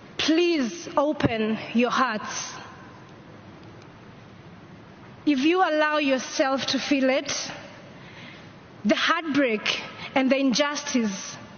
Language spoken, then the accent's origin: English; Kampala, Central Region, Uganda; I am from Kampala, Uganda, a country that has one of the fastest changing climates in the world.